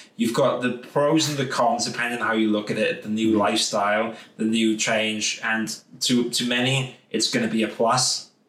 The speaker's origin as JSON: {"language": "English", "region": "Wales", "country": "United Kingdom", "accent": "Welsh", "said": "It's going to test my Welsh accent."}